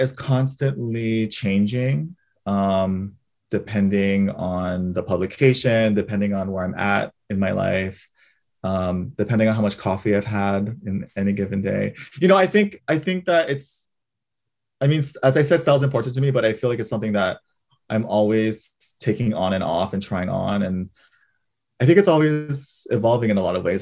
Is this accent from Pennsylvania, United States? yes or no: no; Hawaii, United States; moved away as an adult; being fourth generation Japanese in Hawaii